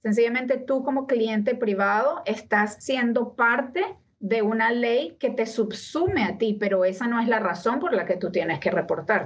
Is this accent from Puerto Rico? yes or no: no; Venezuela; first language Spanish; moved away as an adult; now in United States; Yo me vine a este país hace más de 20 años y amo muchísimo a mi país, Venezuela